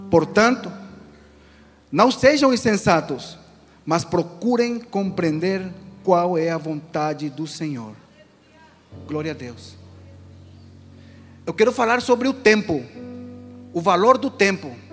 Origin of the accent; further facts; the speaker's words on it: Asunción, Paraguay; now in Brazil; O pastor disse que eu sou do Paraguai. Eu sou um paraguaio.